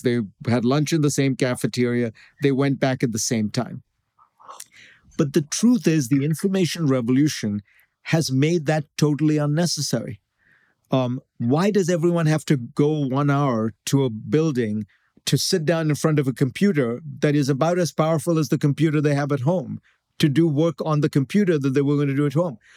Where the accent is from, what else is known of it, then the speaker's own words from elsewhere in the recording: India; moved away; I grew up in India